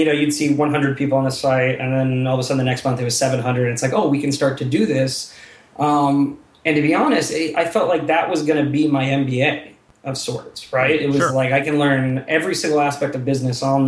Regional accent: South Bend, Indiana, United States; moved away as an adult; I grew up in South Bend

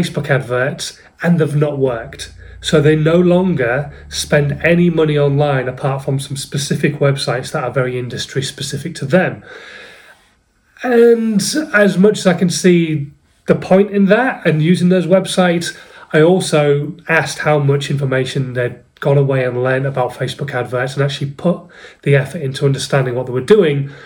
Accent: Hull, Yorkshire and the Humber, United Kingdom; I'm from Hull

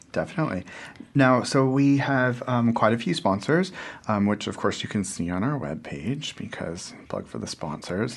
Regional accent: just north of San Francisco, California, United States; moved away as an adult; now in Wellington, New Zealand; I grew up in California, so we're, we're fairly liberal. Um, we're fairly open. I'm from just north of San Francisco, you know, Greater North Bay.

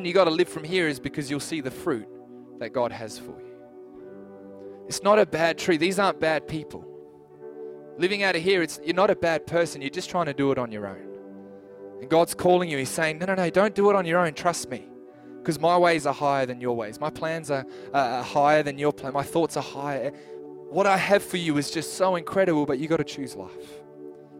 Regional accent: New Zealand; also born or lived in Adelaide, Australia; now in Clare Valley, Australia; I'm a New Zealand citizen. I'm from New Zealand

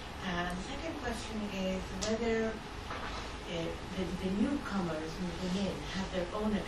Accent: Saarland, Germany; I'm from Saar.

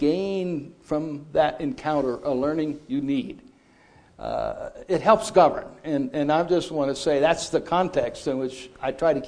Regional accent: Holly, Colorado, United States; I'm from Holly, Colorado

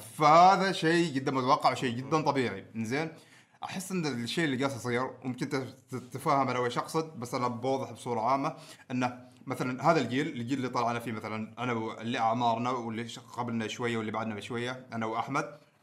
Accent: Oman; نحن ترى كعماني

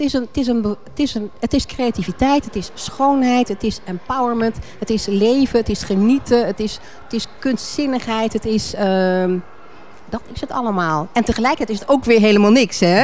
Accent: Alphen aan den Rijn, South Holland, Netherlands; moved away; also born or lived in Rotterdam / Leiden; Maar ik ben opgegroeid in, uh, in Al van Rijn, geboren in Rotterdam

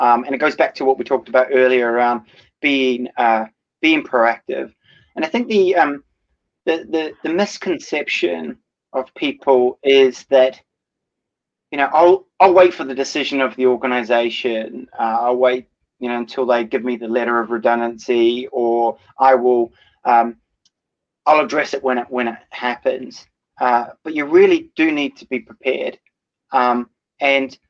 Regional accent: New Zealand; moved away; My home country is in New Zealand

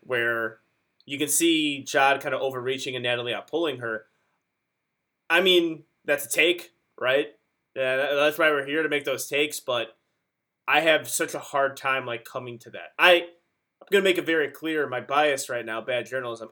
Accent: Chicago, Illinois, United States; we're from Chicago

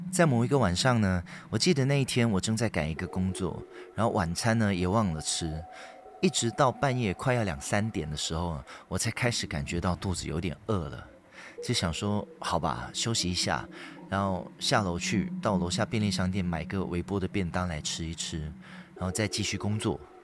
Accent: Malaysia; moved away as an adult; now in Taipei, Taiwan; 我在马来西亚从小到大的一些撞鬼经验

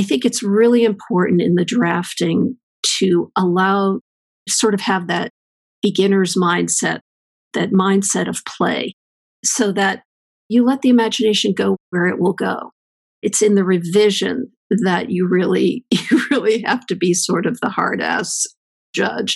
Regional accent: East Coast, United States; moved away as an adult; now in California, United States; I grew up on the East Coast, and I came west to go to Stanford

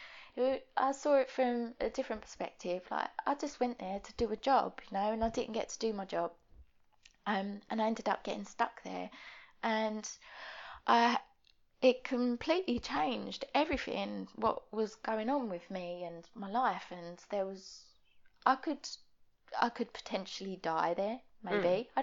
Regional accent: United Kingdom; also born or lived in Hatfield Peverel, Essex; I'm British.

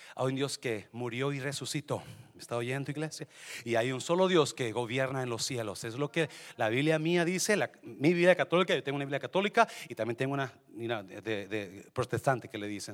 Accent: Mexico; moved away; also born or lived in Oak Cliff, Dallas, Texas; los mexicanos pensamos

